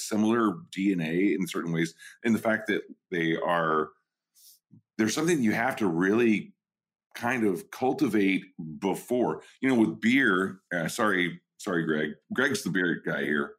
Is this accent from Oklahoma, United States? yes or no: yes; Oklahoma, United States; also born or lived in New York; now in California, United States; I'm an Okie. I'm from Oklahoma and like from a ghost town there. I moved to New York and then I live in California.